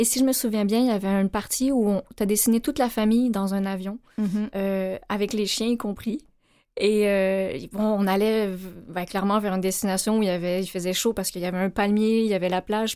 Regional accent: Laval, Quebec, Canada; moved away; also born or lived in Cambodia; on a grandi à Laval, et en 2009, on a eu la chance de déménager

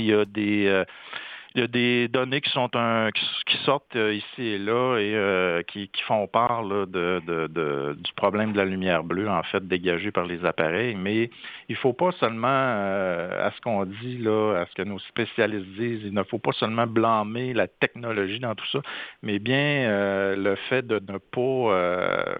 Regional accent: Saint-Félicien, Quebec, Canada; Je, suis originaire de Saint-Félicien au Lac-Saint-Jean

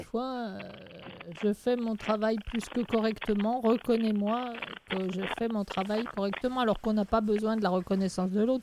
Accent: France; je suis française et moi, l'anglais, euh, n'est, est loin d'être ma langue maternelle

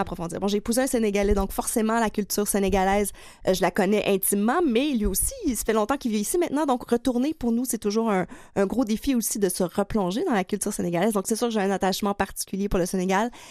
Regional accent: Quebec, Canada; accent: gros accent du lac Saint-Jean; mon gros accent du lac Saint-Jean

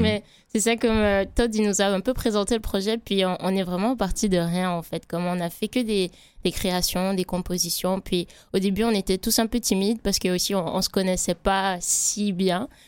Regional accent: Martinique; moved away; je suis martiniquaise

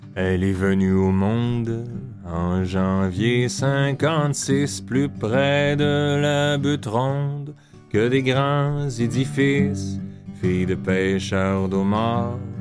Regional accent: Montreal, Quebec, Canada; j'ai grandi, je suis né à Montréal

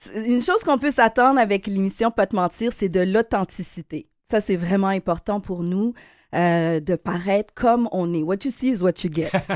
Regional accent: Quebec, Canada; On est des Québécois. Euh, d'origine haïtienne

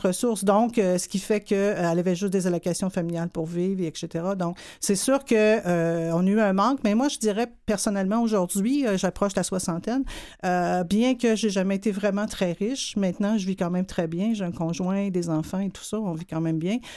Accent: Montreal, Quebec, Canada; je viens d'une famille de sept enfants. Euh, dans le quartier ouvrier de Hochelaga-Maisonneuve.

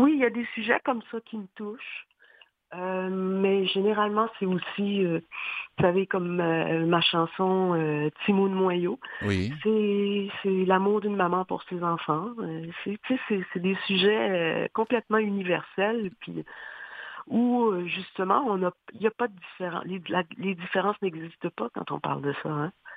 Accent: Haiti; now in Montreal, Canada; j'ai grandi j'ai passé vraiment euh, toute mon enfance en Haïti.

